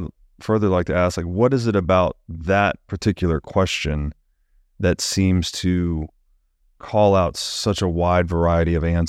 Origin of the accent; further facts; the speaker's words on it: the South, United States; growing up in the South